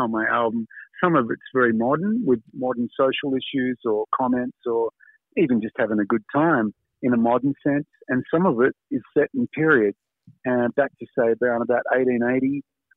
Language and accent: English; Australia; as an Australian